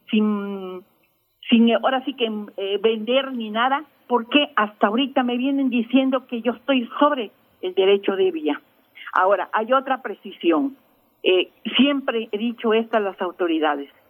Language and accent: Spanish; Campeche, Mexico; yo soy nativa y vecina del barrio de Santa Lucía. En, Campeche tenemos cinco barrios tradicionales, uno de ellos es Santa Lucía. Yo aquí nací y aquí sigo viviendo orgullosamente campechana